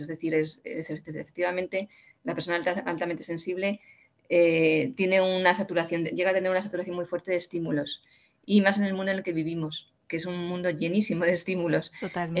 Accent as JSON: {"language": "Spanish", "region": "Community of Madrid", "country": "Spain", "said": "mi pueblo, donde yo vivo, en Madrid"}